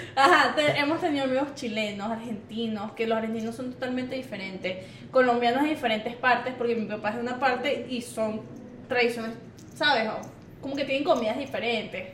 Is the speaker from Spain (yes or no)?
no; Venezuela; now in Miami, United States; Yo soy la única venezolana de ese grupo